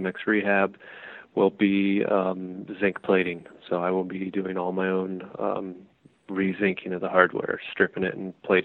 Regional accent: Ankeny, Iowa, United States; I'm from Ankeny, Iowa, just outside of Des Moines

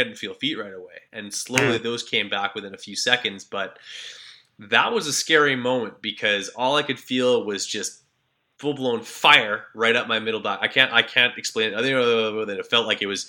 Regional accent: Canada; I'm from Canada

